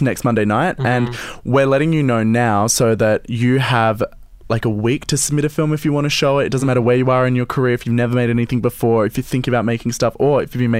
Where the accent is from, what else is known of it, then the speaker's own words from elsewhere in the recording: Adelaide, South Australia, Australia; I'm from Adelaide